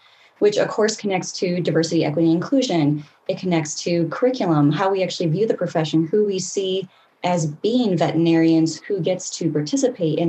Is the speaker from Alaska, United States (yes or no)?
yes; Alaska, United States; moved away as an adult; also born or lived in Utah / Boston; now in New York State, United States; originally born and raised in Alaska